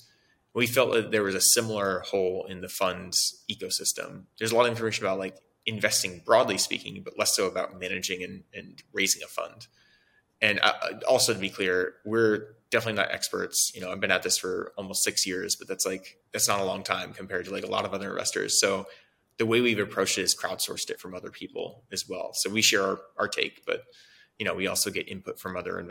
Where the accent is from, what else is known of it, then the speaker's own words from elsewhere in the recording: Oregon, United States; moved away as an adult; also born or lived in San Francisco; I moved from Oregon, where I'm from, in 2010 and moved to San Francisco to join a company.